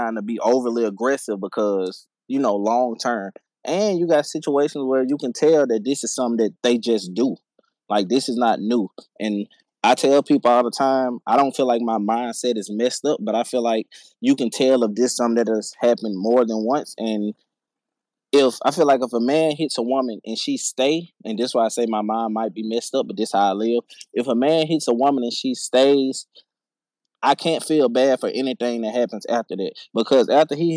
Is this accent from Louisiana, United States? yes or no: yes; Louisiana, United States; I'm from Louisiana. I've been here my whole life